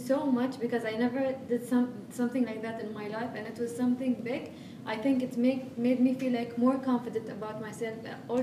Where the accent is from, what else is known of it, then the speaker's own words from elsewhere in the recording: United Arab Emirates; I'm from the UAE